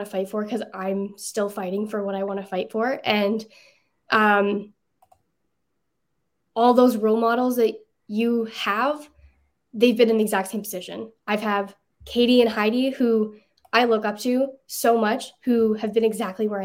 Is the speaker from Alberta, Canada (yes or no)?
yes; Alberta, Canada; growing up in Alberta